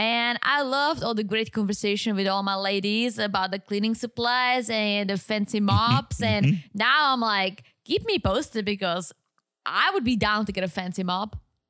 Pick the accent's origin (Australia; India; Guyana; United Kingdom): United Kingdom; accent: British; I think he might be talking about my British accent, Harry Potter.